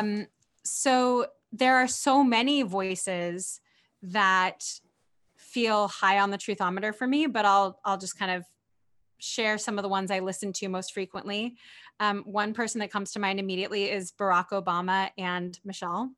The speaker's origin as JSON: {"language": "English", "area": "near Berkeley", "region": "California", "country": "United States", "tie": "born or raised there", "said": "grew up near Berkeley, California"}